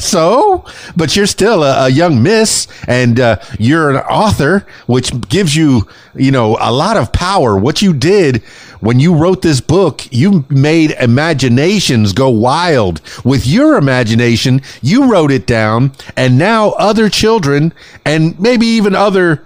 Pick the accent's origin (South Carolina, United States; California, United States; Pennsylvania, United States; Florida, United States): Florida, United States; Miami; moved away as an adult; now in Conway, United States; I'm from Miami. I spent my whole life down there